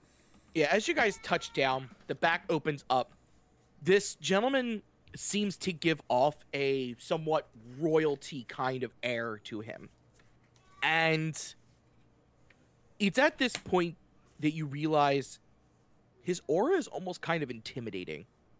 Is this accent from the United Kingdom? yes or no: yes; Whitechapel, London, United Kingdom; I'm from Whitechapel.